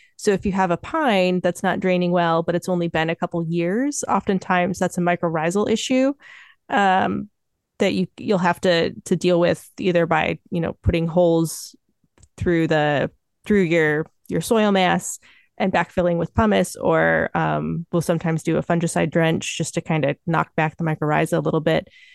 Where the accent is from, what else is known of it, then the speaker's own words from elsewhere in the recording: Michigan, United States; moved away as an adult; I'm from Michigan. I've lived there my whole life until coming out here to, to apprentice